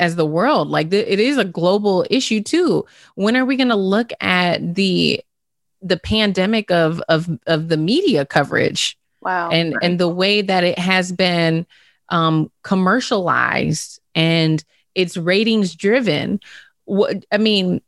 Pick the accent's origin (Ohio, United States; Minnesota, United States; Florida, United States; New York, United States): Minnesota, United States; St. Paul; I'm from St. Paul